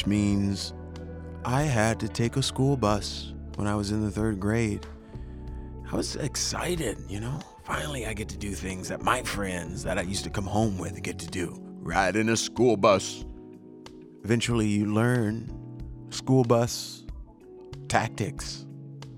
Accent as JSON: {"language": "English", "region": "Louisiana", "country": "United States", "said": "I'm from Louisiana"}